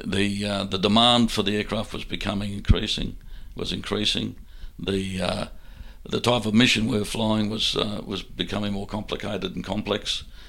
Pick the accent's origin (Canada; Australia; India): Australia; Brisbane, Queensland; Brisbane was my hometown